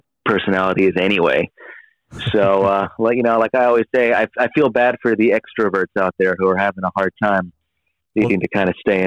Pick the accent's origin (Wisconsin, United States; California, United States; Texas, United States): California, United States; San Diego; now in Los Angeles, United States; I live in LA, but I was born and raised in San Diego